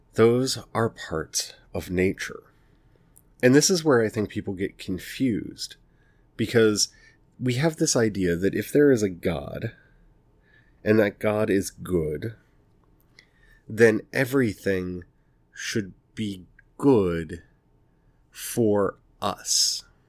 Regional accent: United States; I'm speaking here from the United States

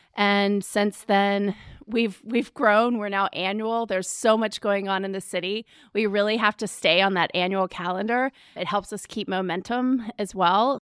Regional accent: Charlotte, North Carolina, United States; also born or lived in New York City; I was born in Charlotte.

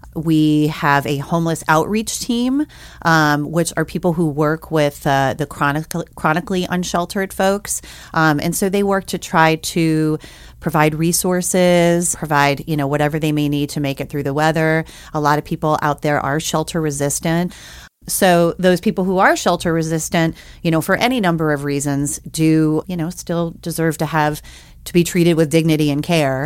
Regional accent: New Orleans, Louisiana, United States; now in Missoula, United States; I grew up in New Orleans, Louisiana

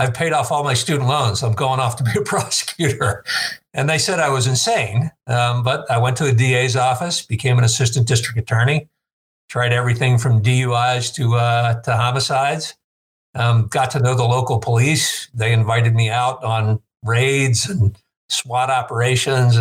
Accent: Green Bay, Wisconsin, United States; born or raised there; also born or lived in South Bronx, New York

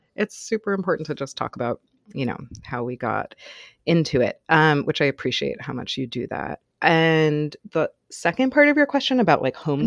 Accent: New York City, New York, United States; I grew up in Manhattan until I was about eight, and then my family moved to the suburbs, um, about half an hour outside of New York City

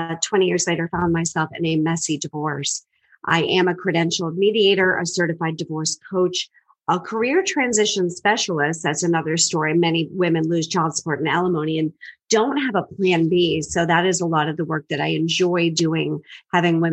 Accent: Boston, Massachusetts, United States; I'm originally from the Boston area, and people always say, no, you're not. You don't sound like it, but I am born and raised

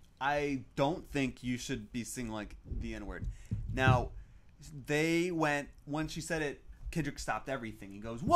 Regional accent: the South, United States; we're coming from the South, too, where it's, like, it's a bigger problem in the South

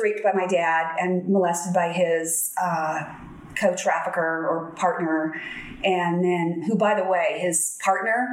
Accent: San Diego, California, United States; So I grew up in San Diego, and my parents got divorced when I was 4

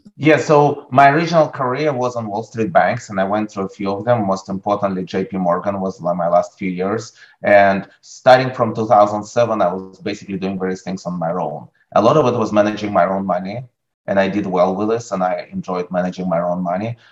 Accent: Russia; moved away; I grew up in Russia. As a teenager in Russia

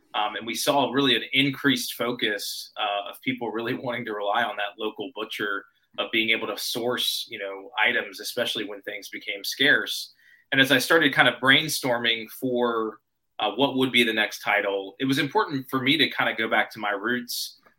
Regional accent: Nashville, Tennessee, United States; also born or lived in Grasse, France; which is actually in my hometown of Nashville.

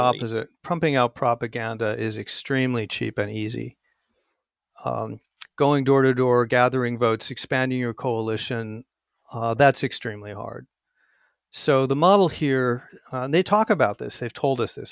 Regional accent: Arizona, United States; my home state of Arizona

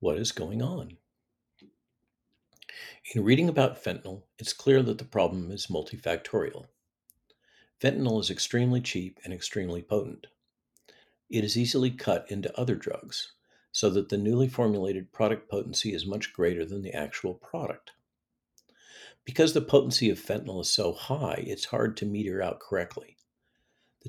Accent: California, United States; I am from California

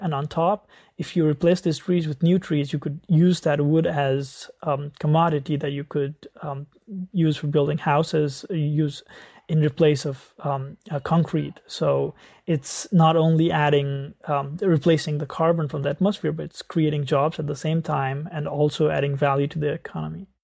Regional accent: Nepal; I grew up in Nepal

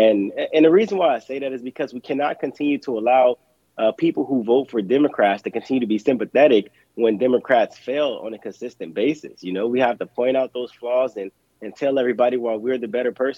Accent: Los Angeles, California, United States; I'm from South Central Los Angeles, served in the U.S. Navy for 13 and a half years.

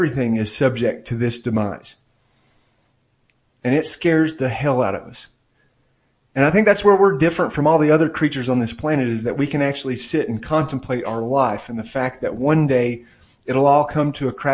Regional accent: Maryville, United States; moved away; I rarely go back to my hometown of Maryville

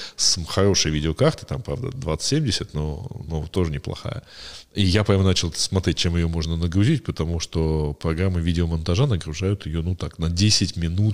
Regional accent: a small town near Cherkasy, Cherkasy Oblast, Ukraine; вот я в в 90-м году э, ходил на специальный компьютерный клуб, э, значит, э, у нас был в небольшом городке под Черкасами

